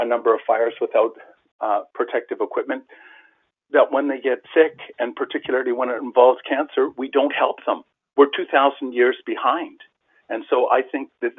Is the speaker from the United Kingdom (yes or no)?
no; Canada; a Canadian, as a tax-paying Canadian citizen